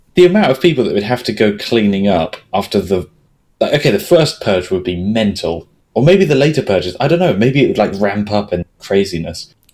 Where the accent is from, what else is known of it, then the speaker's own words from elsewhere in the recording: England, United Kingdom; We're English. We're very English.